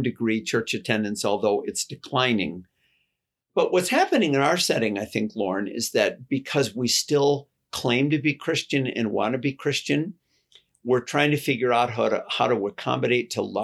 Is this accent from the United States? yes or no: yes; United States; I'm American